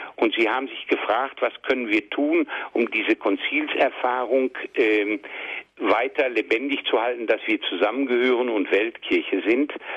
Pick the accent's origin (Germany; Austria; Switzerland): Germany; Kamp-Lintfort, North Rhine-Westphalia; also born or lived in Rheinberg; now in Essen, Germany; meiner Heimatgemeinde in Kamplinfort